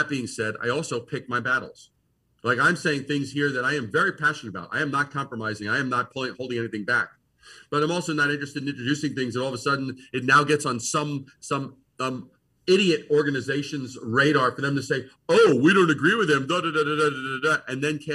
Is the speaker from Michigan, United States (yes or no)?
no; New York City, New York, United States; moved away as an adult; also born or lived in Brooklyn, New York; now in Eau Claire, United States; growing up in Brooklyn, being born in Brooklyn, raised in Queens